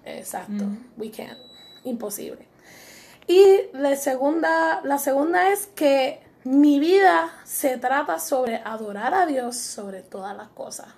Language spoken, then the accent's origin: Spanish; Puerto Rico; Somos puertorriqueñas y muy orgullosas de ser